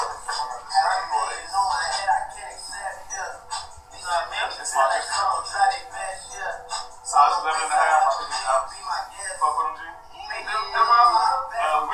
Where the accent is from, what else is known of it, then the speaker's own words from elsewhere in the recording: New Zealand; being a Kiwi and being living in New Zealand